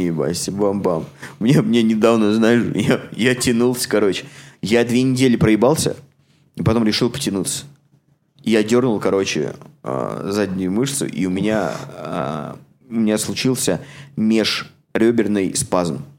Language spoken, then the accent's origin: Russian; Samara, Samara Oblast, Russia; now in Toronto, Canada; В моем родном городе